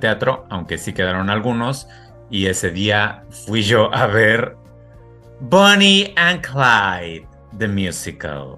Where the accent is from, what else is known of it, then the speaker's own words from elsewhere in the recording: Mexico; now in France; nos ofende un poco como mexicanos